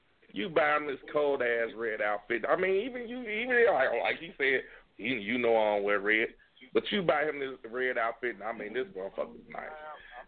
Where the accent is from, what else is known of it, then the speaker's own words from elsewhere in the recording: United States; I'm from Ivanhoe Projects, man. That's my motherfucking stomping ground